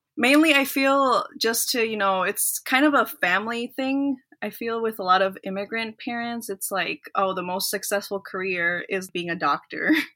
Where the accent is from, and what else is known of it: Minnesota, United States; born or raised there; also born or lived in El Salvador